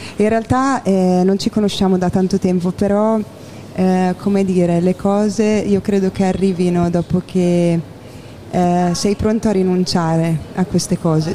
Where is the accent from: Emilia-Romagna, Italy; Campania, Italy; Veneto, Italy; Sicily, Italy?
Emilia-Romagna, Italy; Porto Garibaldi; also born or lived in Scotland; sono di Porto Garibaldi, provincia di Ferrara